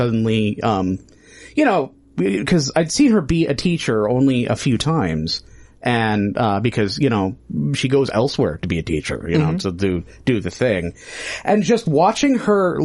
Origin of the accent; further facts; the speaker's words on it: Midwest, United States; I'm from the Midwest. It's short vowels all the way down